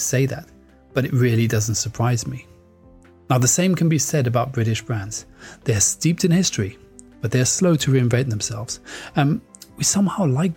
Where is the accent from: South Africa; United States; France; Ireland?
France; moved away; also born or lived in United Kingdom; I grew up there